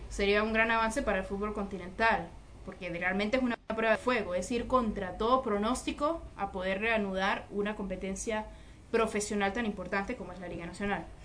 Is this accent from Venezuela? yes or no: yes; San Cristóbal, Táchira, Venezuela; moved away; está viendo eh, esta transmisión desde San Cristóbal en Venezuela, mi ciudad natal.